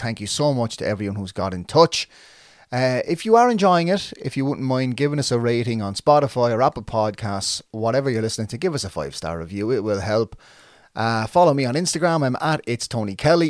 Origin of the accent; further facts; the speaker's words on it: Waterford, Munster, Ireland; I'm from Saint John's Park in Waterford. I moved out to the, a, a different area when I was about twelve